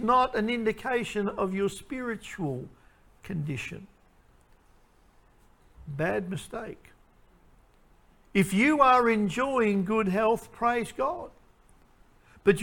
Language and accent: English; Queensland, Australia; I'm from Queensland.